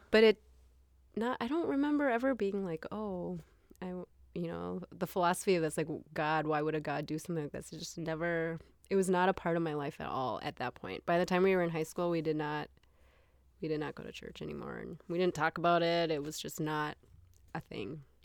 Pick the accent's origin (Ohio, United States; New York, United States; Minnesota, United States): Minnesota, United States; also born or lived in Taiwan; I grew up in Minnesota